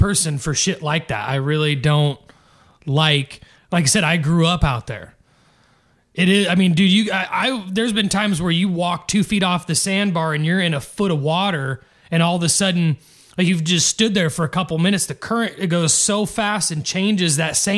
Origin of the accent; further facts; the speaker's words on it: United States; I grew up on the Cedar River. That's my family's property is all along the Cedar River, and I've always been out there